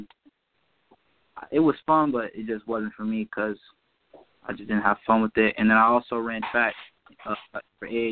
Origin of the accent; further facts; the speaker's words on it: Palm Beach County, Florida, United States; I'm Puerto Rican, and I'm from Palm Beach County, and I've lived here my entire life